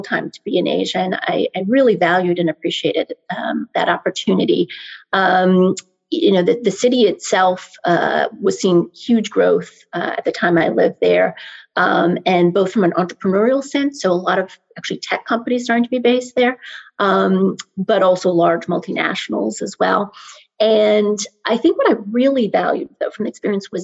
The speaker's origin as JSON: {"language": "English", "region": "Maryland", "country": "United States", "tie": "born or raised there", "said": "I'm originally from the DC area. I'm a local. I grew up in Maryland"}